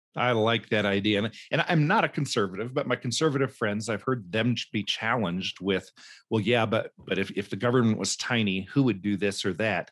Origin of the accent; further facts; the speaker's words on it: Cumberland Plateau, Tennessee, United States; moved away; my childhood growing up in Tennessee and, uh, up on the Cumberland Plateau in a Mennonite community